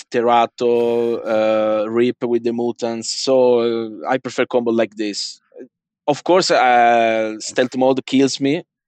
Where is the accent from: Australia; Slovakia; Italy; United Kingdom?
Italy; English is a second language; I'm from Italy